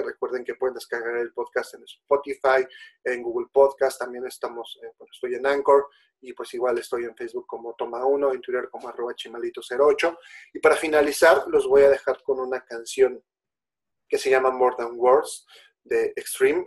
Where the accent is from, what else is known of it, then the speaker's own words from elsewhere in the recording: Mexico; nosotros como mexicanos